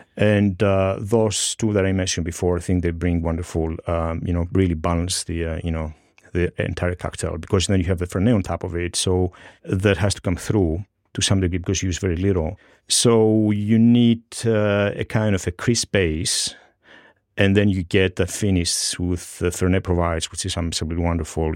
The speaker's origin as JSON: {"language": "English", "country": "Greece", "tie": "born or raised there", "moved": "as an adult", "lives_now": "New York, United States", "said": "I grew up in Greece"}